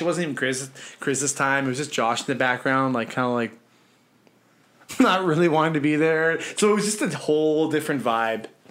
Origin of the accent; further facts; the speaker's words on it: Winnipeg, Manitoba, Canada; moved away; I'm from Winnipeg